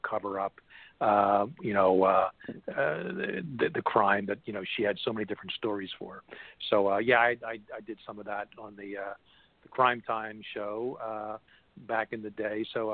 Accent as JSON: {"language": "English", "town": "Philadelphia", "region": "Pennsylvania", "country": "United States", "tie": "born or raised there", "said": "my hometown of Philadelphia"}